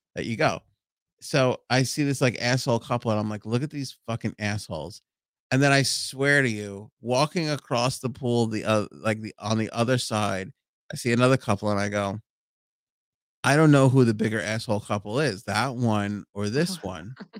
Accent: New York City, New York, United States; Howard Beach.

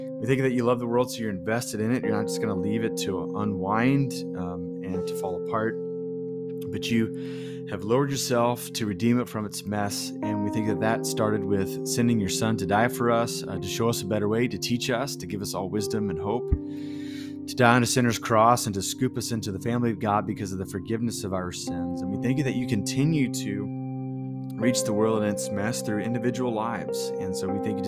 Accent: United States; as an American

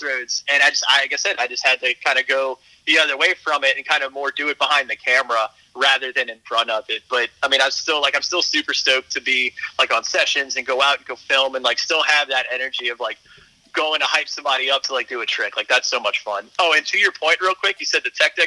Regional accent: Harahan, Louisiana, United States; where I grew up in Harahan.

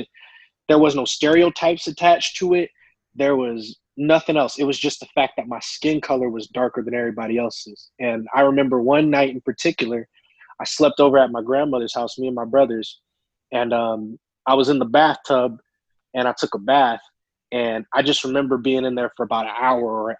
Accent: Tucson, Arizona, United States; I grew up born and raised in Tucson, Arizona

